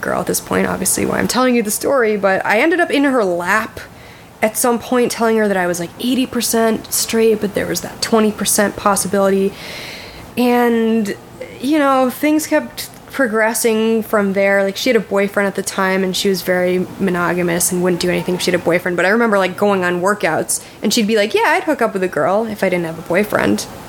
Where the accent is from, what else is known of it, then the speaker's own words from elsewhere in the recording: Connecticut, United States; I'm from Connecticut